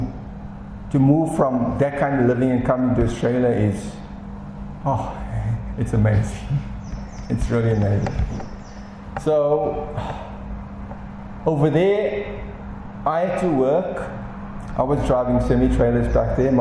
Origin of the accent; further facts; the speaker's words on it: Durban, KwaZulu-Natal, South Africa; moved away as an adult; also born or lived in East London, South Africa; I grew up in Durban. Durban's on the east coast of South Africa.